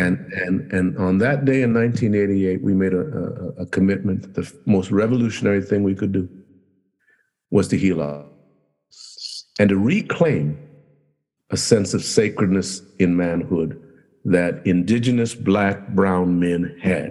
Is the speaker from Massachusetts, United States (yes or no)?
no; Los Angeles, California, United States; we grew up in Compton, we grew up in Watts, grew up in that area